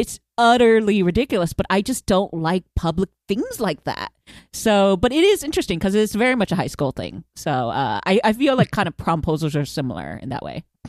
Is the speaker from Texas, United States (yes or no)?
yes; Houston, Texas, United States; I grew up in Houston